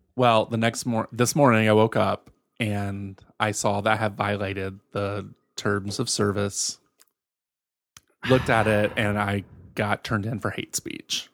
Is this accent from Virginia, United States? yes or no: yes; Virginia, United States; born or raised there; moved away